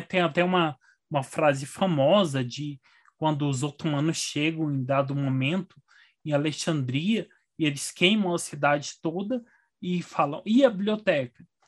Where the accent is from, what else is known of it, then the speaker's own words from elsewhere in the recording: Frutal, Minas Gerais, Brazil; now in Brasília, Brazil; eu nasci em Frutal